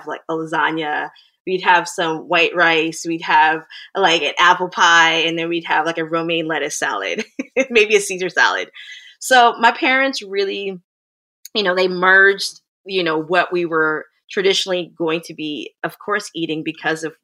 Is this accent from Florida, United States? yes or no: yes; Plantation, Florida, United States; moved away as an adult; now in Toronto, Canada; my family, we migrated to the U.S. in the 80s, early 80s, and I grew up in South Florida in an area called Plantation, Florida.